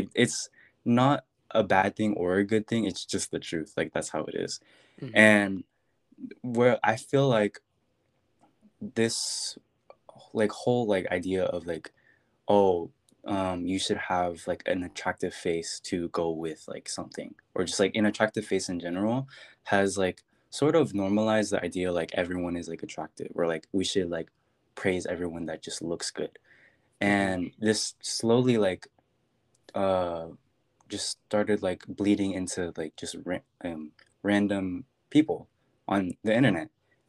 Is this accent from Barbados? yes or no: no; Philippines; I'm Filipino.